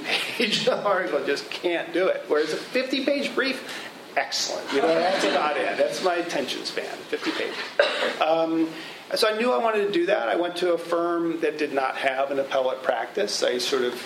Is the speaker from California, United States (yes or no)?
no; St. Louis, Missouri, United States; growing up in St. Louis